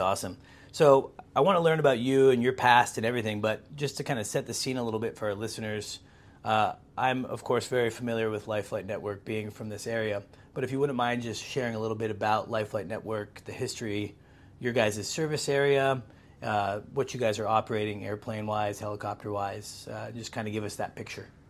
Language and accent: English; Pacific Northwest, United States; born or raised there